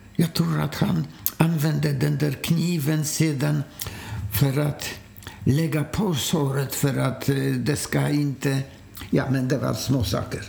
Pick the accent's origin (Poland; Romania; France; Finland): Poland; moved away as an adult; now in Sweden; eftersom jag kom från Polen